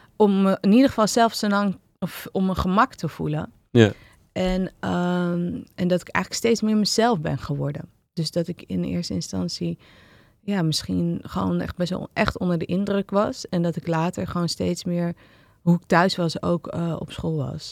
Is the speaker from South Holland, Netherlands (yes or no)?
no; Amsterdam, North Holland, Netherlands; ik ben opgegroeid en eh, geboren en getogen in Amsterdam